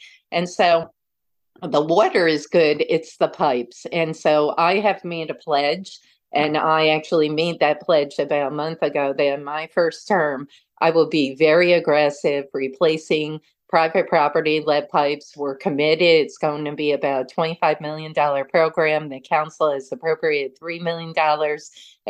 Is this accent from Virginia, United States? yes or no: no; Troy, New York, United States; as someone that's born and raised in Troy, I never left.